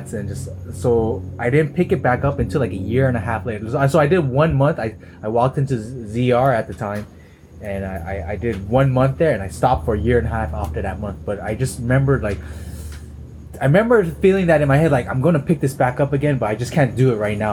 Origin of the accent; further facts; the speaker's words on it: Los Angeles, California, United States; I grew up freaking, you know